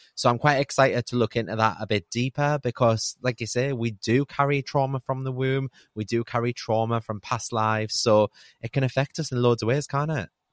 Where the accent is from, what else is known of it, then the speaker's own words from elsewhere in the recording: United Kingdom; we're so British